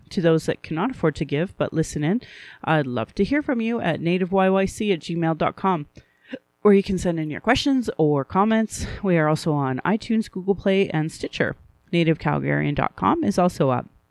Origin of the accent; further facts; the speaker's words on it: Calgary, Alberta, Canada; here in Calgary